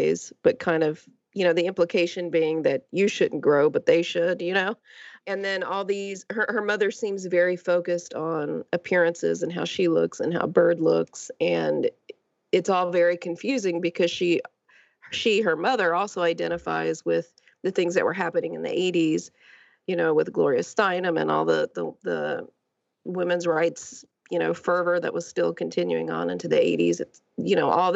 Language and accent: English; Lake Charles, Louisiana, United States; I grew up near Houston in Lake Charles, Louisiana, which is only a few hours outside of Houston